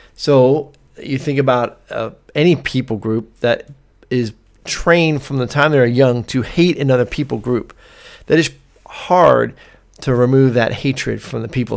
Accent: United States; as Americans

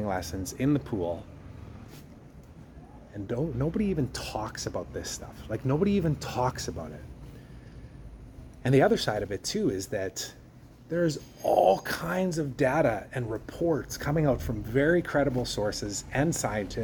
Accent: Canada; my home country

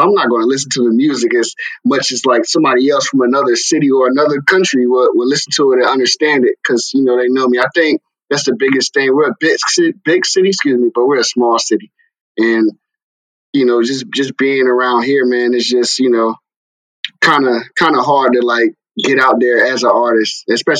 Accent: Raleigh, North Carolina, United States; especially being where I'm from Raleigh, North Carolina. Huge city, people would think, but you know, being from here

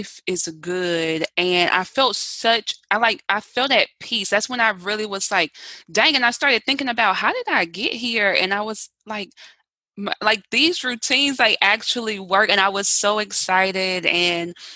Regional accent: the South, United States; I'm from the South

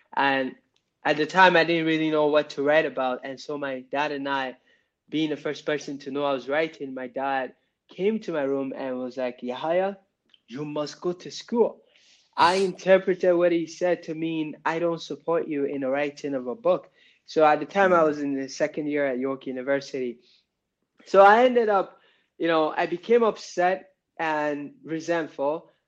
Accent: Nigeria; moved away; So my family and I, we emigrated from Nigeria in 2001, you know, with my mom, my dad, and my siblings.

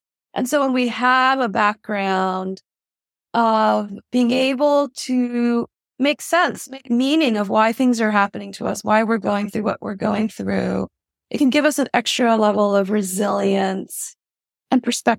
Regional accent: Honolulu, Hawaii, United States; I was born and raised in Honolulu, Hawaii. My parents are refugees from Vietnam.

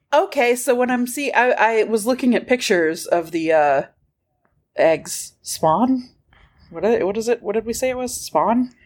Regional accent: the South, United States; We're from the South

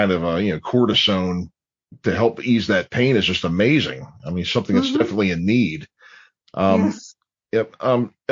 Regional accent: Dundalk, Maryland, United States; I'm growing up in Dundalk

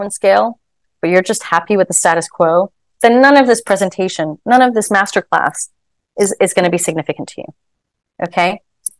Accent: Hong Kong; moved away as an adult; also born or lived in Shanghai; I'm born and raised in Hong Kong, moving to Shanghai.

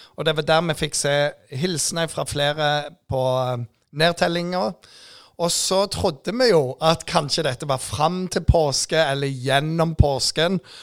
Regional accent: Jæren, Rogaland, Norway; jeg er jærbu

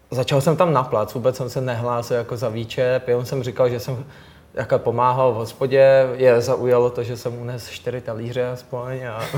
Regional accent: Stříbrná Skalice, Central Bohemian Region, Czechia; Teď jsem, jo, jo, jsem původně ze Stříbrní Skalice a já jsem tam teď i nedávno měl oslavu narozenin s kamarádama

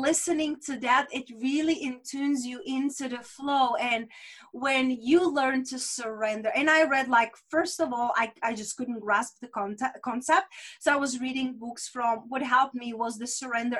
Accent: Czechia; first language Czech; English is a second language; my native language in Czech

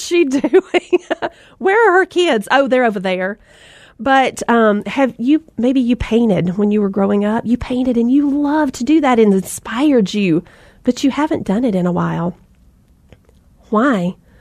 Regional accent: the South, United States; accent: Southern; I'm from the South and we love those rope swings, right?

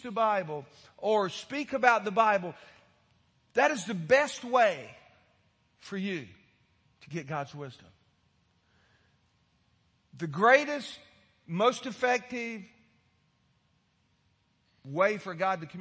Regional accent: Florida, United States; I grew up in Florida

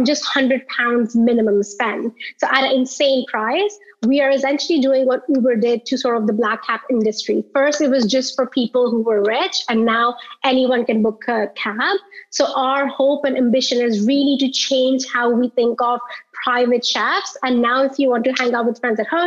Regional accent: India; moved away as an adult; also born or lived in New York, United States; now in London, United Kingdom; I was born and brought up in India

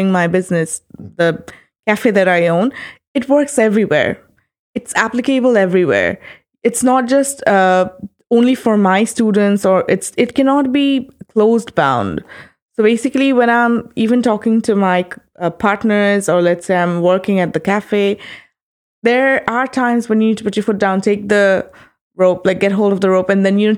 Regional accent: Bangladesh; also born or lived in Boston / Melbourne, Australia; I am from Bangladesh, and I'm working as a lecturer at North-South University currently

